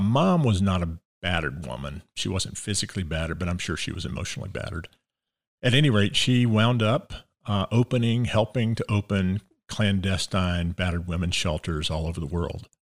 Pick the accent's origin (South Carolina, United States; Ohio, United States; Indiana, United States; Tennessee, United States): South Carolina, United States; Columbia; moved away; Born and raised in Columbia, South Carolina